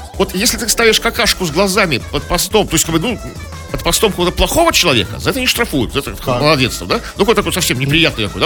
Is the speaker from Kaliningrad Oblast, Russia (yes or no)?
no; Saint Petersburg, Russia; мы, коренные петербуржцы